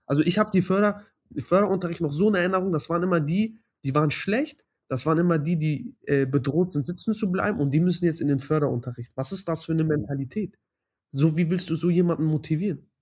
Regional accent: Hamburg, Germany; ich komme aus Hamburg. Ähm, ich bin in Hamburg geboren

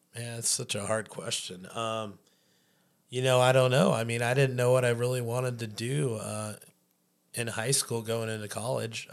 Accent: Chico, California, United States; moved away as an adult; now in Anchorage, United States; born and read in California. Uh, moved to Chico, California when I was eight years old. Uh, spent thirty-two years of my life down there before I made the great trek up north to Anchorage in two thousand nine

